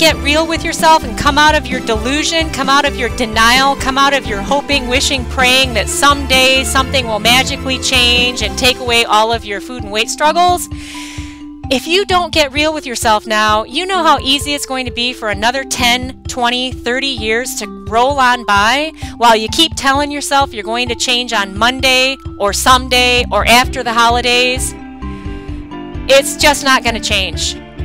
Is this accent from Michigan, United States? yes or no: yes; Michigan, United States; I'm actually from Michigan